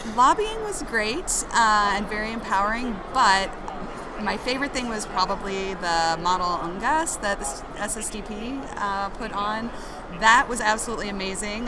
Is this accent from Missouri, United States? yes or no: yes; Missouri, United States; my home state of Missouri